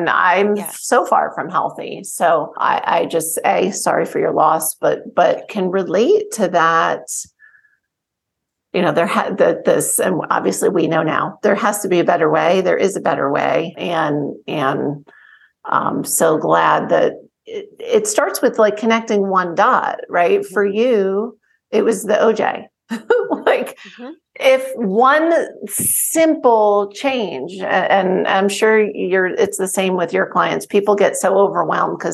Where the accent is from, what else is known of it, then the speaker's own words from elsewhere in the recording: New Jersey, United States; also born or lived in Short Hills, New Jersey / Bernardsville, New Jersey; I grew up in New Jersey.